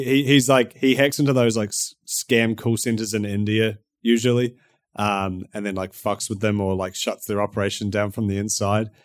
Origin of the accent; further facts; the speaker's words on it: New Zealand; accent: Kiwi; My Kiwi accent